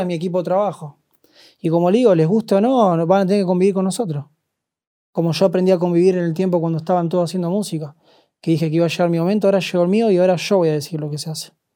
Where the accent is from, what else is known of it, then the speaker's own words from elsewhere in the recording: Argentina; Yo hablo como argentino